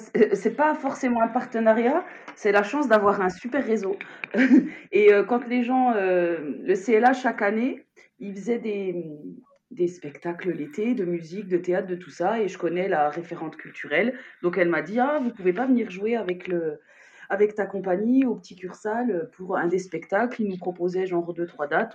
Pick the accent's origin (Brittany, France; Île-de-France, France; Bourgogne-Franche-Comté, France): Bourgogne-Franche-Comté, France; Besançon; je m'éloigne d'où je suis, de Besançon